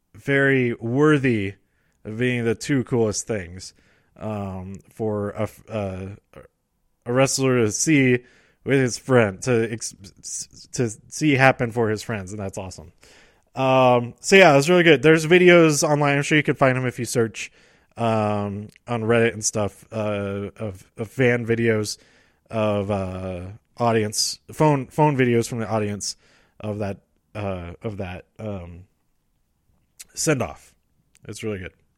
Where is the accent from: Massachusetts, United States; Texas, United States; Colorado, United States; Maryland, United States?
Colorado, United States; Denver; I'm from Denver